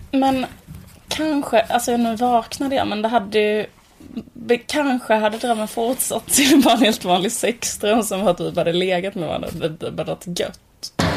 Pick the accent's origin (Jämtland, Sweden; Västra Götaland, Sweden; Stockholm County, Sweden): Västra Götaland, Sweden; Borås; det var när vi var små och bodde i Borås, ett sånt höghusområde